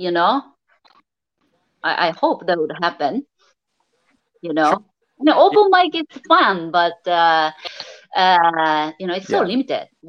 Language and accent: English; Japan; moved away; I'm actually from Japan